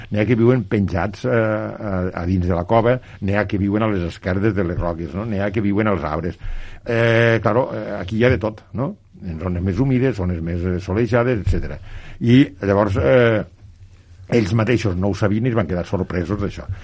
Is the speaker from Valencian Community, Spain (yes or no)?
no; La Sénia, Catalonia, Spain; quan dic a casa vull dir al meu poble, eh, una perquè la Sènia